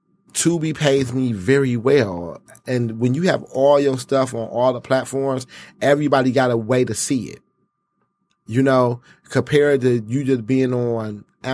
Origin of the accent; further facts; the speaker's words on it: New York, United States; now in Detroit, United States; And my mother is Jamaican and Panamanian. And I was born in New York. So, you know, when I got here, I still have a home in New York. I'm still there a lot.